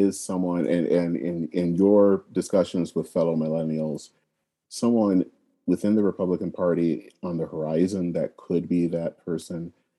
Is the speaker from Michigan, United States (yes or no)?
yes; Michigan, United States; my home state in Michigan